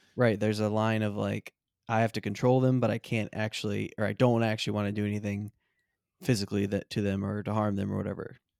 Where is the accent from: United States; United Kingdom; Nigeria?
United States; Michigan; we're also from Michigan